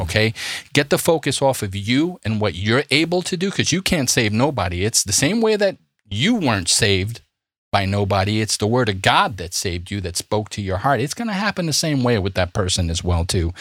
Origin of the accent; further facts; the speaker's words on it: New York City, New York, United States; I'm from Brooklyn